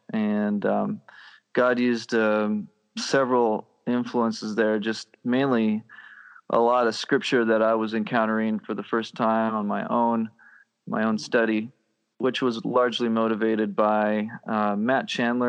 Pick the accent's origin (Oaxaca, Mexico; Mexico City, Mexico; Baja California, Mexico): Oaxaca, Mexico; born there; I was born in Mexico. In Oaxaca, Mexico, down in the southern area